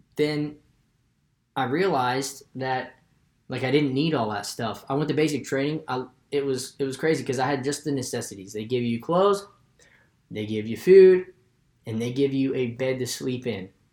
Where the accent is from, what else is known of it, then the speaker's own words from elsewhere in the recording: West Virginia, United States; I'm from West Virginia.